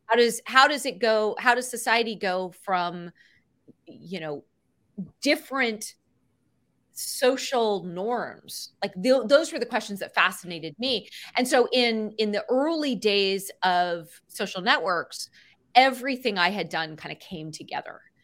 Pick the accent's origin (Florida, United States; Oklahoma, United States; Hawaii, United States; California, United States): California, United States; Cupertino; I grew up in Cupertino in the, in California where Apple's headquartered in the, in the seventies and eighties